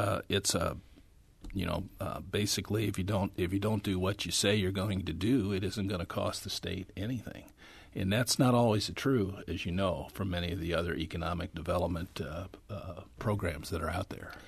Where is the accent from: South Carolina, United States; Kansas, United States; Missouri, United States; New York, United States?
Missouri, United States; St. Charles; when I was growing up in Saint Charles, almost all my friends, their dads worked at Mack